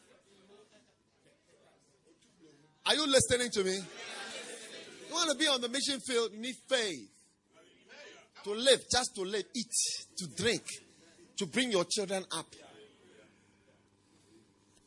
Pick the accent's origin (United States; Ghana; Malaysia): Ghana; Accra, Greater Accra; Where I grew up in Accra, in the city of Accra, I grew up on the Porsche side.